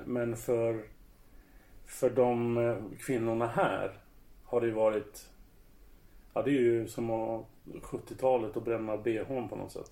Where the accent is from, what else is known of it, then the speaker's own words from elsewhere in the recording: Södertälje, Stockholm County, Sweden; jag är uppväxt bland dem i Södertälje